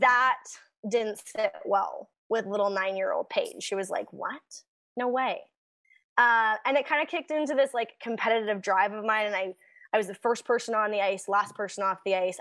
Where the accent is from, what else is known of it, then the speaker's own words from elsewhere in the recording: Canada; we're Canadian